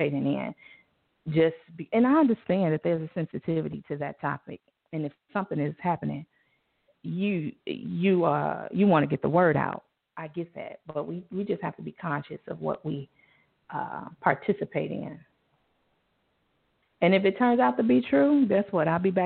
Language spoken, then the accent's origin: English; Chicago, Illinois, United States; I'm from Inglewood